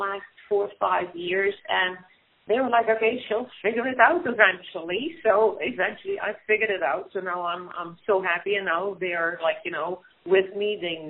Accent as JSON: {"language": "English", "country": "Netherlands", "tie": "born or raised there", "moved": "yes", "said": "I grew up in the Netherlands"}